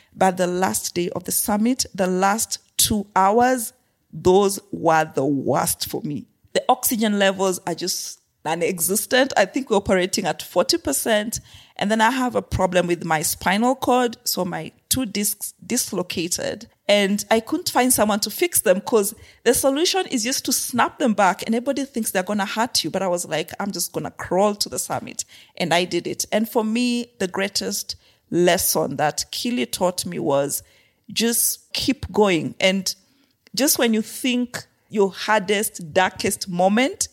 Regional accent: Kenya; also born or lived in Zimbabwe / Afghanistan / Haiti / Myanmar; So, I grew up in Kenya. I was born in Kenya, grew up in Kenya a good part of my life

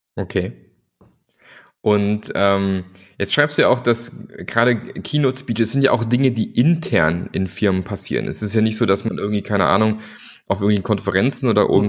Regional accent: Germany; aus der Region, wo ich herkomme, so Richtung Bodensee

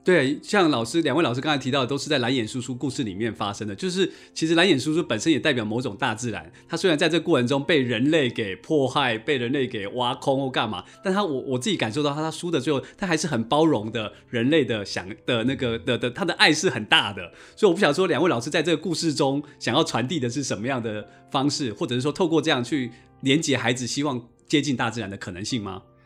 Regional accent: Yilan County, Taiwan; 我在小时候在宜兰的河里面是可以抓到拉的

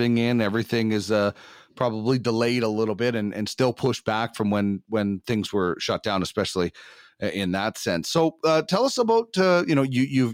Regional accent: Brandon, Manitoba, Canada; moved away; also born or lived in Winnipeg; I grew up in Brandon.

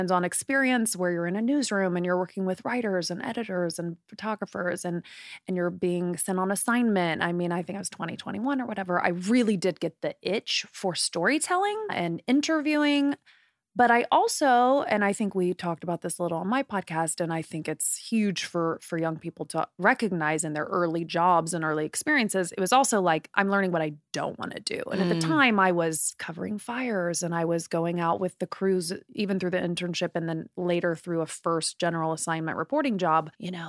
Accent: Indiana, United States; I mean, I'm from the Midwest in Indiana. And so Hollywood for me, because I'd never really left Indiana.

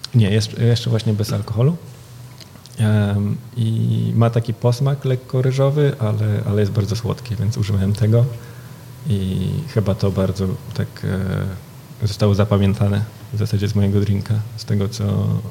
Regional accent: Warsaw, Masovian Voivodeship, Poland; now in Berlin, Germany; ja jestem z Warszawy, więc często tutaj e, staram się być, e, wracać

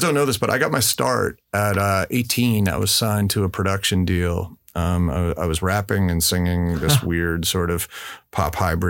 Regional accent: New York, United States; now in Sausalito, United States; growing up in New York

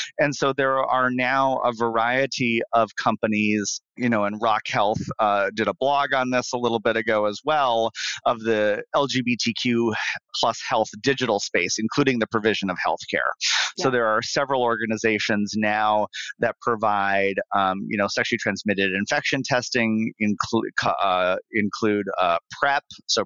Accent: Bismarck, North Dakota, United States; moved away; I'm from Bismarck, North Dakota. Originally

